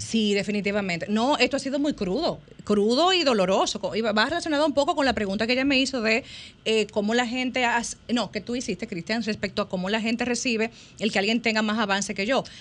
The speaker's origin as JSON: {"language": "Spanish", "town": "Santiago de los Caballeros", "region": "Santiago", "country": "Dominican Republic", "said": "yo soy santiaguera"}